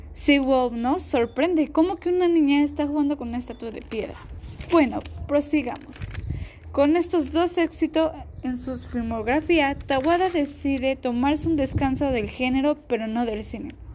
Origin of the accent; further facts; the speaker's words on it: Mexico; como mexicanos conocer nuestra cultura